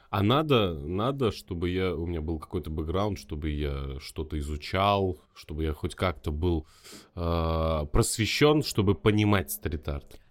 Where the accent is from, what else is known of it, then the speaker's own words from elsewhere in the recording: Magnitogorsk, Chelyabinsk Oblast, Russia; я сам из Магнитогорска